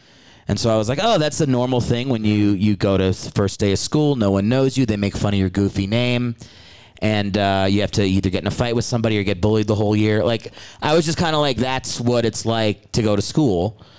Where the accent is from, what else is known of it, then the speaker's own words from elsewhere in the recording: Maryland, United States; I'm from all over, but my dad was in the Army.